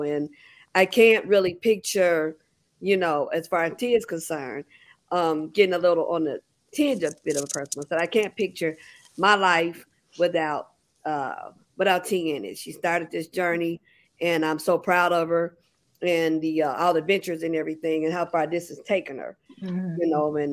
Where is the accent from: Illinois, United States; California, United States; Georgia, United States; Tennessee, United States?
Illinois, United States; Chicago; We're from Chicago.